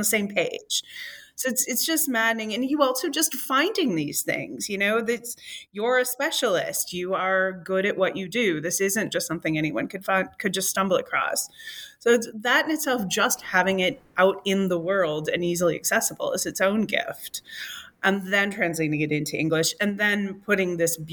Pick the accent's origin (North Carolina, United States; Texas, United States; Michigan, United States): Michigan, United States; as a Michigander